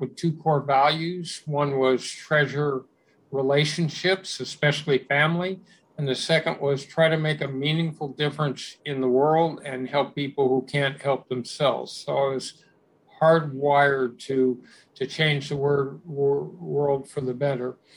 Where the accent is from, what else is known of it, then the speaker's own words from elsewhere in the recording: Los Angeles, California, United States; I grew up in West Los Angeles